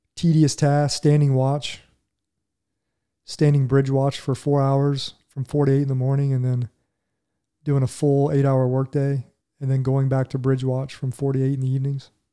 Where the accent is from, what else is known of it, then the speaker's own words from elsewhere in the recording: Huber Heights, Ohio, United States; moved away as an adult; also born or lived in Dayton, Ohio; I grew up in Huber Heights, Ohio, which is just on the, a little suburb on the outskirts